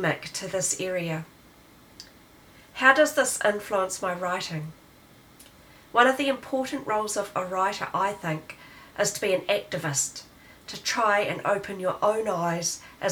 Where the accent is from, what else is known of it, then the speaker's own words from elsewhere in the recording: South Island, Canterbury, New Zealand; I come from the South Island of Aotearoa, New Zealand. I was born in a township that is known as the Gateway to the Mackenzie Country